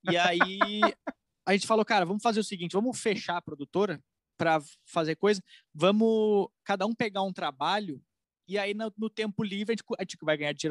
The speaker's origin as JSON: {"language": "Portuguese", "region": "Rio Grande do Sul", "country": "Brazil", "lives_now": "São Paulo, Brazil", "said": "eu cheguei aqui em São Paulo, eu quero ser comediante eu vim do Rio Grande do Sul"}